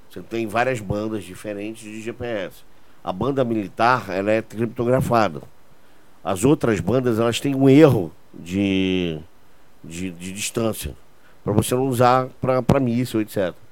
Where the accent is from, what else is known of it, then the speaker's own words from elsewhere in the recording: Portugal; Eu sou português, tenho dupla nacionalidade.